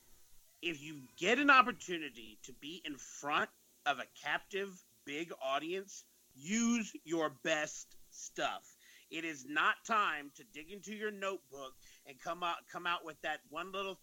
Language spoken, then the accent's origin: English; Lake Charles, Louisiana, United States; Lake Charles, Louisiana, my hometown